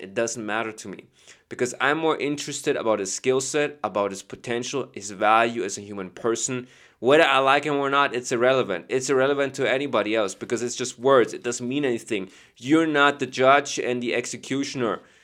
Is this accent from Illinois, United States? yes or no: yes; Chicago, Illinois, United States; I'm from Chicago